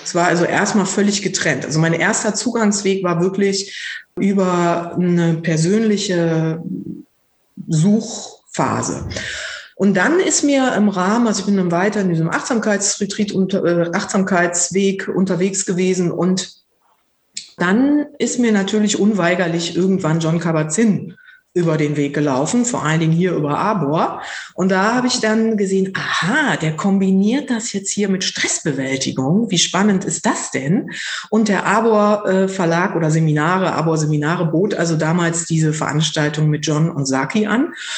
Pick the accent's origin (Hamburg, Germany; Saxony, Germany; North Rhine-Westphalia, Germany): North Rhine-Westphalia, Germany; now in Berlin, Germany; Ursprünglich komme ich vom Niederrhein